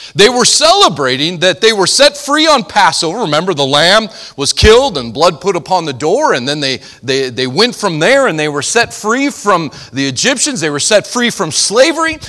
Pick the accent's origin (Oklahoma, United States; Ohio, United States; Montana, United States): Montana, United States; I'm from Montana.